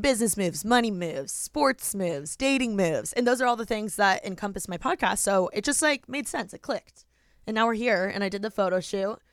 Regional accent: Indiana, United States; moved away as an adult; now in Los Angeles, United States; I'm from Indiana

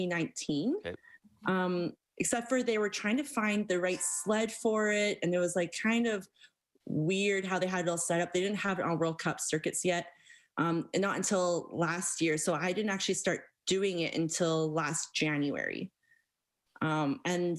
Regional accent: Stony Plain, Alberta, Canada; I grew up right outside of Stony Plain

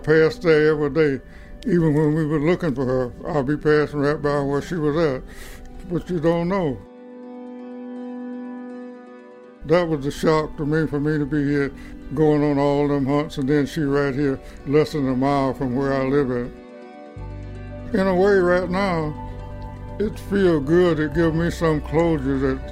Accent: Ben Hill County, Georgia, United States; moved away as an adult; also born or lived in Buffalo, New York; I was born and raised in Ben Hill County. This is my home

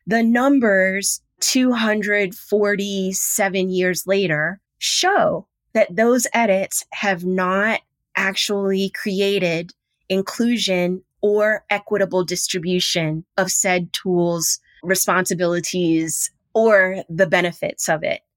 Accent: Houston, Texas, United States; I'm that chick from Third Ward, Houston, Texas.

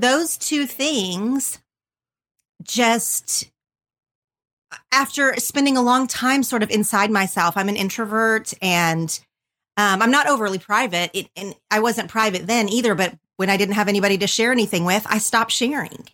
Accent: southern Oklahoma, United States; moved away as an adult; now in Los Angeles, United States; I grew up in a super tiny town in southern Oklahoma.

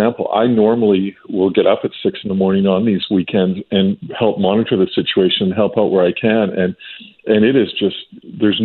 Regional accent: British Columbia, Canada; we all as a British Columbians

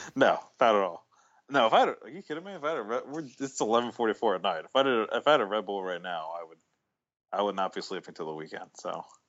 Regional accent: Maryland, United States; when I was growing up in Maryland

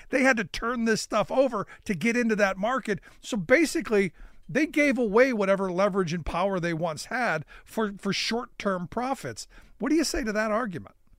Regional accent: Cleveland, Ohio, United States; my hometown of Cleveland

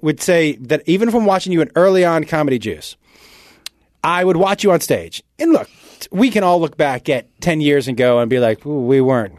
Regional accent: Massachusetts, United States; I'm born and raised in Massachusetts.

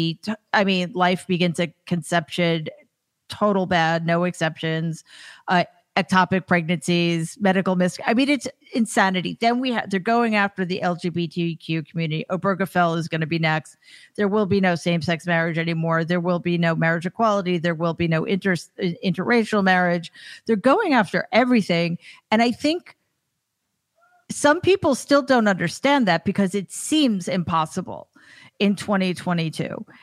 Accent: New York, United States; I'm from New York, and that seems bizarre to me.

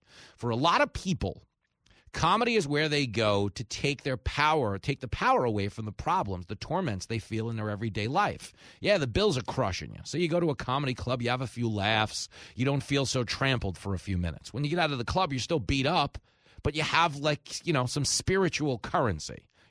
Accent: East Coast, United States; Like, I grew up on the East Coast, you know, loved New York.

